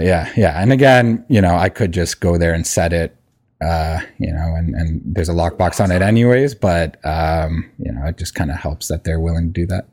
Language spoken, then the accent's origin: English; Hamilton, Ontario, Canada; moved away; I'm from Hamilton originally